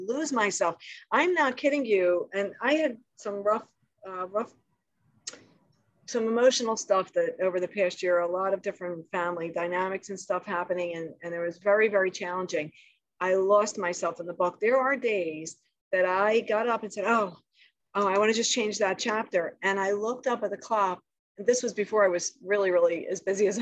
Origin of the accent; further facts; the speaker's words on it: Philadelphia, Pennsylvania, United States; a kid growing up in South Philadelphia, very humble upbringing